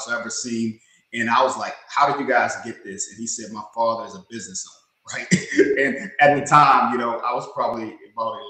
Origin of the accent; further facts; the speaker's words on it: Washington, District of Columbia, United States; now in Charlotte, United States; I'm in Charlotte, North Carolina, but I was born and raised in the Washington, D.C. area, what they call the DMV, district, D.C., Maryland, and Virginia.